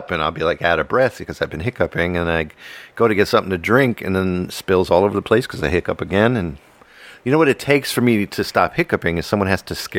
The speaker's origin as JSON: {"language": "English", "town": "Washington", "region": "District of Columbia", "country": "United States", "tie": "born or raised there", "moved": "yes", "said": "Washington, D.C. area, within 5 minutes of Washington, D.C. The house that I grew up in, from the mm-hmm. upper window, you could see D.C."}